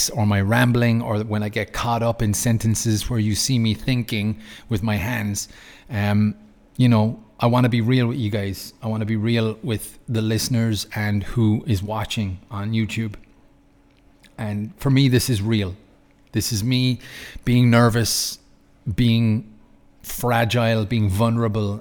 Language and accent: English; Ireland; moved away as an adult; now in Lucerne, Switzerland; I'm from Ireland, but I moved to Switzerland 2012.